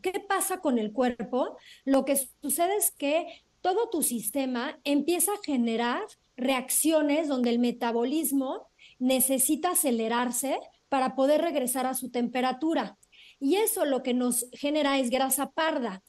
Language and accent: Spanish; Cuernavaca, Morelos, Mexico; crecí en alguna época en Cuernavaca